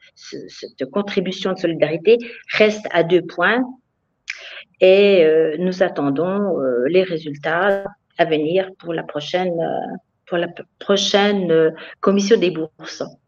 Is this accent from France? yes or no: yes; France; now in Bavaria, Germany